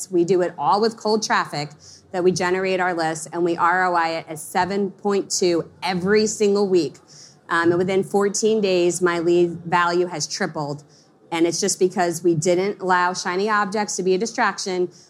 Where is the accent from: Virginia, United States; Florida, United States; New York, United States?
New York, United States; Long Island; I grew up in Long Island, and when I started my company, I lived in a small town of Pennsylvania